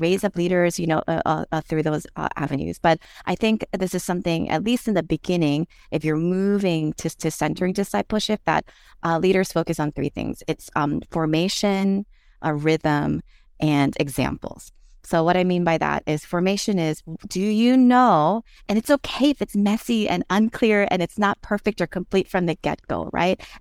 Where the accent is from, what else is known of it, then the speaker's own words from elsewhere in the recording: Philadelphia, Pennsylvania, United States; moved away as an adult; now in Hawaii, United States; I grew up in West Philadelphia